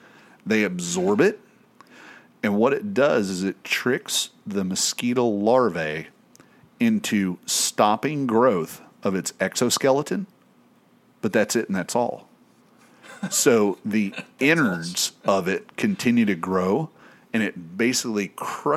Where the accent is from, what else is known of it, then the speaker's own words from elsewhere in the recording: East Tennessee, United States; growing up in East Tennessee